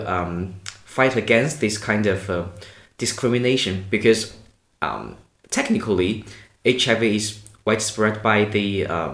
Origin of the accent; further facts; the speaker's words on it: Hunan, China; moved away as an adult; also born or lived in Manchester, United Kingdom; now in Denmark; I'm from Hunan province of China, and I was born and raised there